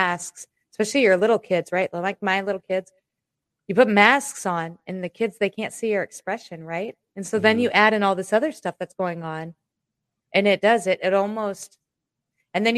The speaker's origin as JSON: {"language": "English", "region": "Iowa", "country": "United States", "said": "I'm from Iowa"}